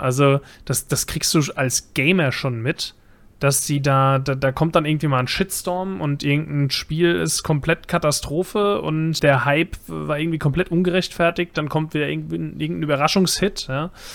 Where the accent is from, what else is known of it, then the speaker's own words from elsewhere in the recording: Bavaria, Germany; now in Mainz, Germany; Ich bin eingewanderter Bayer